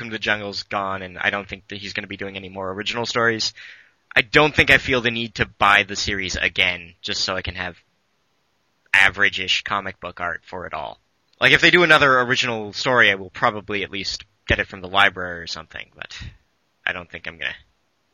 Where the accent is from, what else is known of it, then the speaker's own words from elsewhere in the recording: Toronto, Ontario, Canada; I'm from Toronto